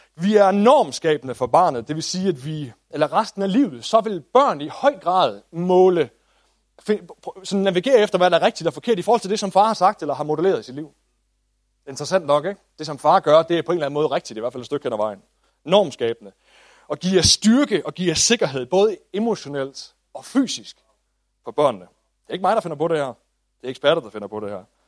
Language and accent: Danish; Denmark